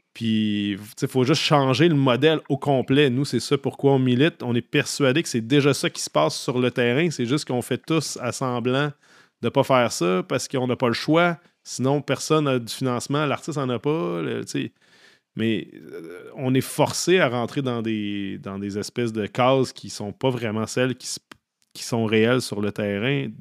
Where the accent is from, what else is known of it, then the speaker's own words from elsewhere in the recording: Saint-Augustin-de-Desmaures, Quebec, Canada; j'ai grandi à Saint-Augustin, en banlieue de Québec